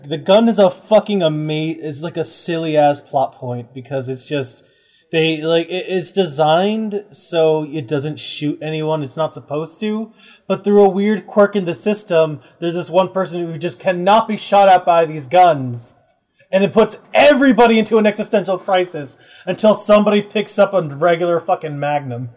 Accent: United States; I'm American

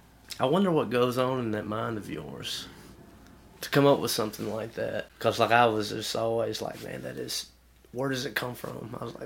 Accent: the South, United States; growing up in the South and doing a lot of traveling in the South, and a lot of the South is the same for the most part with values and such.

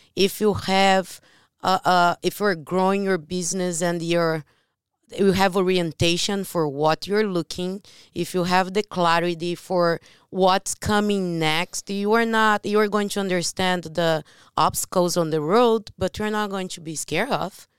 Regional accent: Brazil; English is a second language; moved away; I am from Brazil

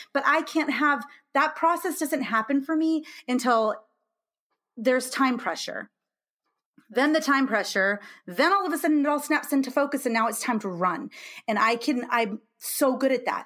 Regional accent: California, United States; moved away as an adult; now in Illinois, United States; I'm from California, and I live in Illinois now

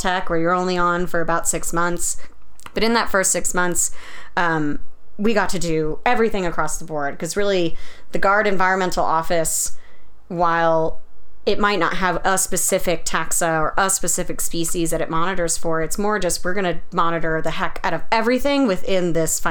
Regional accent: Colorado, United States; moved away as an adult; also born or lived in Idaho; Growing up in Colorado, we would go camping, go up to the park all the time.

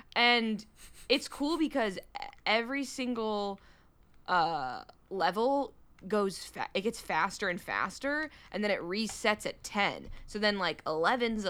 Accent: Michigan, United States; I'm from Michigan.

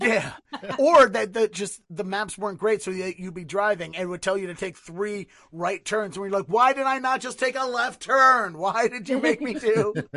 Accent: Baltimore, Maryland, United States; moved away as an adult; now in Boston, United States; I originally, originally born and raised in Baltimore, lived there thirty-one years, and then I moved here to Boston ten years ago

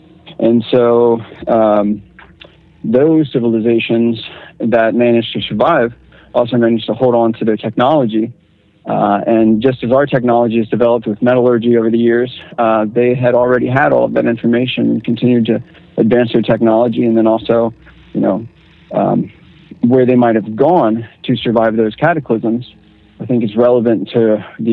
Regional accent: Northern Virginia, United States; I'm actually more from Northern Virginia

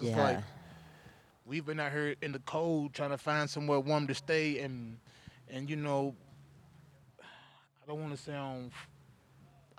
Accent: Kentucky, United States; moved away as an adult; I'm from Kentucky.

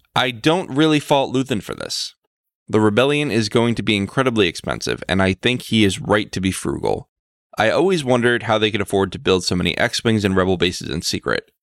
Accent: United States; I'm an American

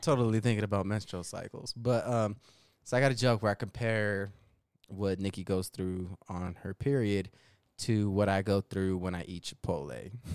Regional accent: Denver, Colorado, United States; accent: thick Denver; my Denver accent

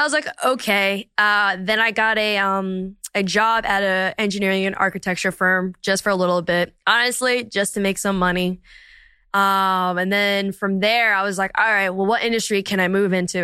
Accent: Princeton, New Jersey, United States; also born or lived in Abington, Pennsylvania / Philadelphia, Pennsylvania; New Jersey, which is where I was raised from probably like kindergarten to, yeah, through high school.

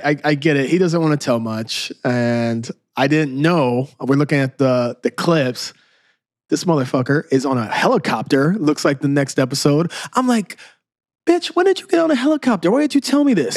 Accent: Southern Illinois, United States; now in Chicago, United States; We're from Southern Illinois. We moved to Chicago.

